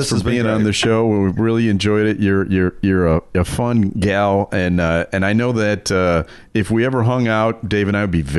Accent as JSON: {"language": "English", "region": "England", "country": "United Kingdom", "moved": "yes", "lives_now": "Illinois, United States", "said": "I am from England."}